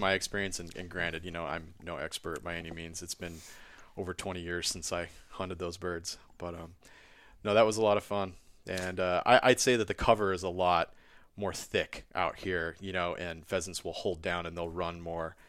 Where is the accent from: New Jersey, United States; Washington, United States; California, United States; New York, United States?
Washington, United States; rural town just north of Wenatchee; I grew up on the West Coast. I'm from Washington State in the Cascade Mountains. I grew up in a tiny rural town just north of Wenatchee